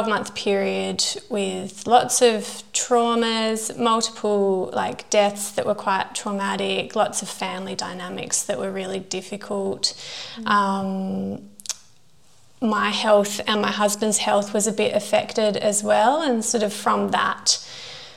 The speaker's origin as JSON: {"language": "English", "town": "Perth", "region": "Western Australia", "country": "Australia", "tie": "born or raised there", "said": "I grew up here in Perth"}